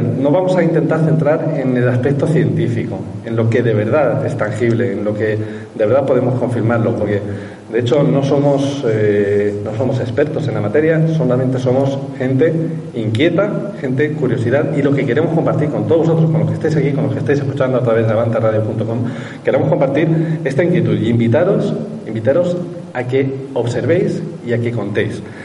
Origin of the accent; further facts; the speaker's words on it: Albacete, Castilla-La Mancha, Spain; en mi pueblo, en Albacete, a poquito de aquí